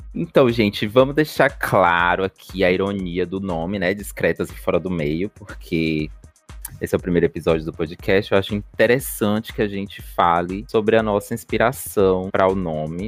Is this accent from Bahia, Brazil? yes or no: yes; Bahia, Brazil; Tenho 25 anos, sou baiana